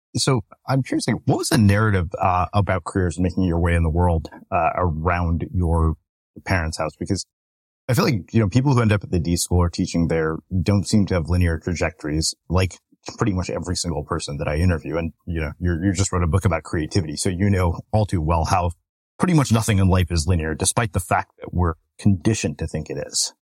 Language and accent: English; Texas, United States; I grew up in Texas too, but in a much smaller town